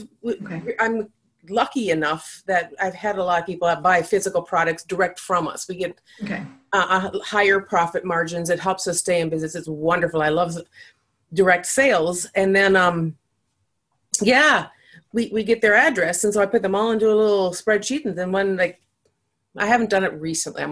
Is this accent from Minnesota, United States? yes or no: yes; Minnesota, United States; I'm Minnesotan